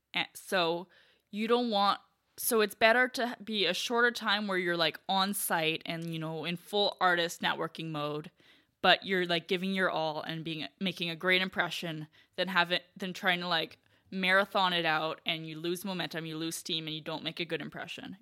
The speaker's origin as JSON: {"language": "English", "country": "Canada", "said": "I'm from Canada"}